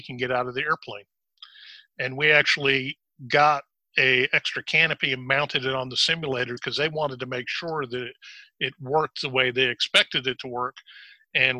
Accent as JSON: {"language": "English", "town": "Chicago", "region": "Illinois", "country": "United States", "tie": "born or raised there", "moved": "yes", "lives_now": "High Point, United States", "said": "I was originally born in Chicago, and I lived up there until 1978"}